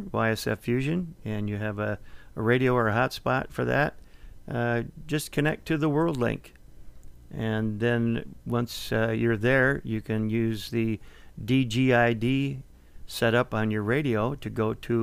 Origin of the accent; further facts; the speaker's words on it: Minnesota, United States; moved away; my home state of Minnesota